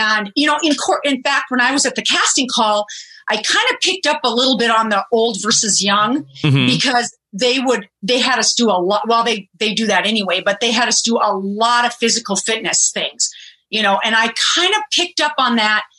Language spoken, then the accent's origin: English; South Dakota, United States; accent: German; I was some hick from South Dakota